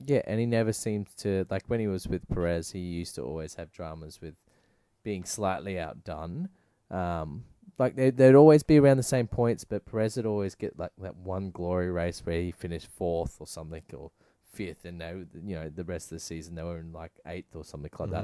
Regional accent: Australia; being Australian

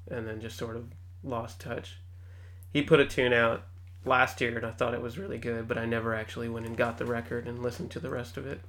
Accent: San Antonio, Texas, United States; moved away as an adult; also born or lived in Austin, United States; now in Seattle, United States; I grew up in San Antonio

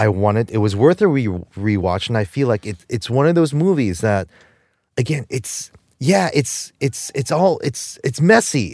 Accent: Jersey City, New Jersey, United States; I'm from Jersey. I'm from the ass end of Jersey City.

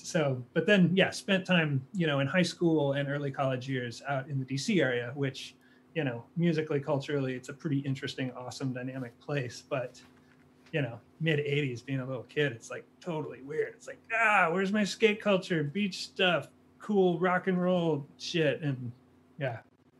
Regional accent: Pasadena, California, United States; moved away; Initially from California in Pasadena, up in Eaton Canyon, right at the base of Mount Wilson in the the Angeles National Forest

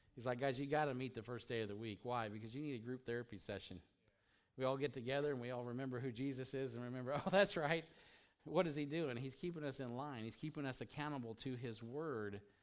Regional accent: United States; being an American

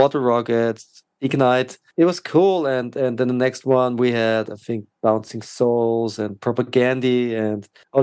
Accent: Austria; my hometown in Austria

